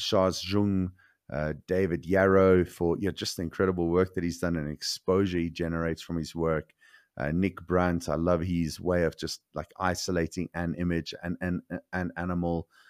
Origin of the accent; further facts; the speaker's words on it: South Africa; growing up in South Africa